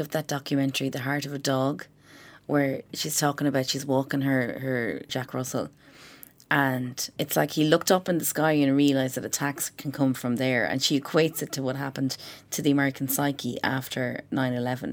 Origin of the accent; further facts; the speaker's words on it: Ireland; we're from Ireland